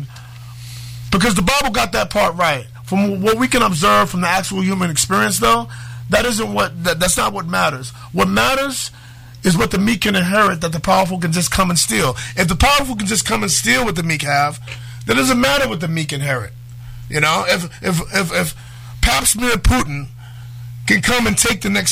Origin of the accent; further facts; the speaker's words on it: New York City, New York, United States; When I was growing up in Harlem